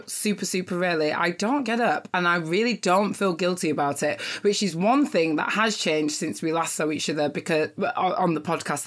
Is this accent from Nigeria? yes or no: yes; Nigeria; I'm Nigerian